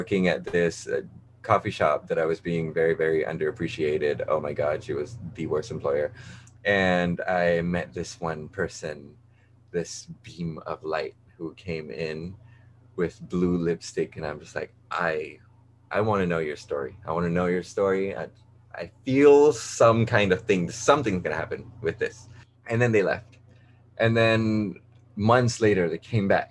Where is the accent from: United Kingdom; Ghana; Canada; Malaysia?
Malaysia; moved away as an adult; now in New York, United States; I'm from Malaysia